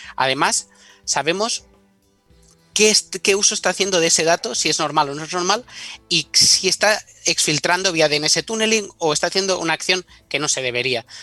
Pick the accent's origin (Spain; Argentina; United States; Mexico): Spain; Menorca, Balearic Islands; moved away as an adult; also born or lived in Paris / Pyrenees; yo soy de Menorca